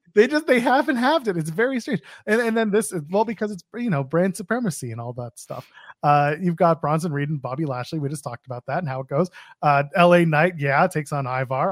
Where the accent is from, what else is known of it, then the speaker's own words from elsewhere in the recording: Canada; I'm Canadian.